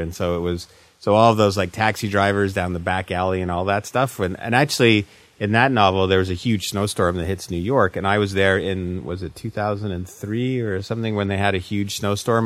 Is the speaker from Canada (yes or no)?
yes; Canada; as a Canadian writer